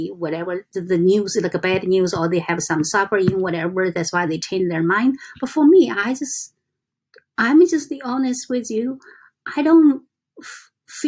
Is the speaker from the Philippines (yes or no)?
no; China; English is a second language; moved away as an adult; I come from China in 1996.